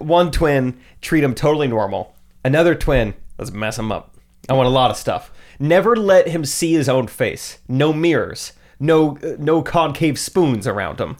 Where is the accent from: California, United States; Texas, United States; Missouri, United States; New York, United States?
Missouri, United States; Strafford; also born or lived in Springfield, Missouri; I grew up in Stratford.